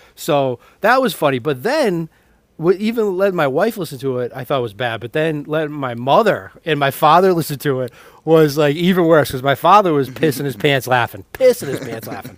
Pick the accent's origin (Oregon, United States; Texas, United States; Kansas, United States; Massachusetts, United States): Massachusetts, United States; Woburn; I'm from Woburn, Mass, right next door